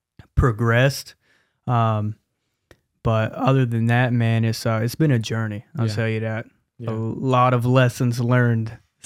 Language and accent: English; Charlotte, North Carolina, United States; I'm from Charlotte originally, born and raised. … 21 years old. I come from a Christian background.